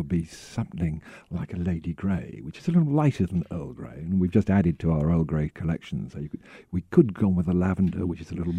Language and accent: English; United Kingdom; Being very British, I have an electric kettle.